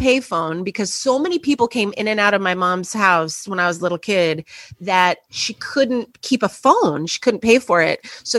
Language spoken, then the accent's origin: English; Los Angeles, California, United States; now in New York City, United States; I grew up in Los Angeles, yes.